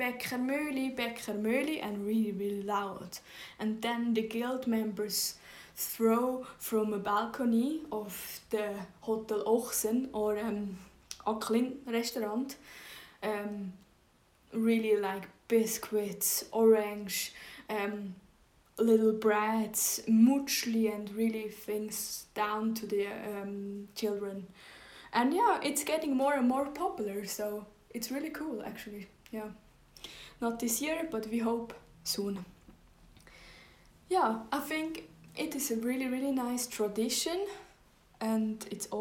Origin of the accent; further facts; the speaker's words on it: Zug, Switzerland; English is a second language; I didn't grow up in the city Zug, I grew up in the Kanton Zug